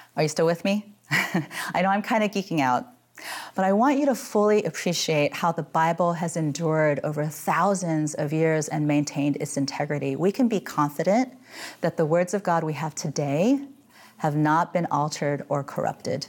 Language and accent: English; Midwest, United States; moved away as an adult; now in San Francisco, United States; I grew up in the Midwest and suffered through freezing gray winters